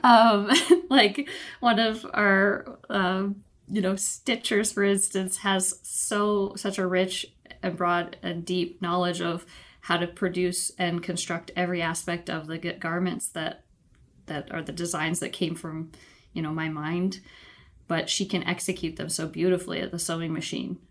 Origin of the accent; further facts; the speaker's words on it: Ontario, Canada; moved away as an adult; also born or lived in British Columbia; I grew up in Ontario, Canada, moved out west to British Columbia for university